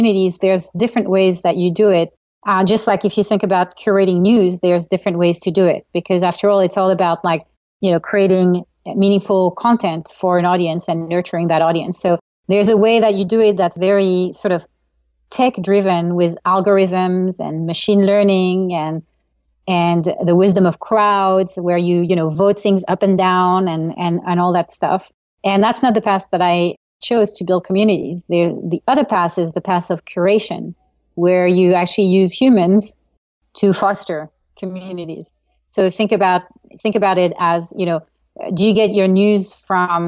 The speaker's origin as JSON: {"language": "English", "country": "France", "tie": "born or raised there", "moved": "as an adult", "lives_now": "California, United States", "said": "I grew up in Europe, grew up in France, and moved to California to get my MBA at Stanford like an eternity ago"}